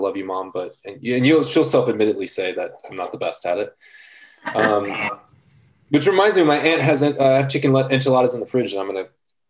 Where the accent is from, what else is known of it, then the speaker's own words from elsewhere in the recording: Los Angeles, California, United States; growing up in East Los Angeles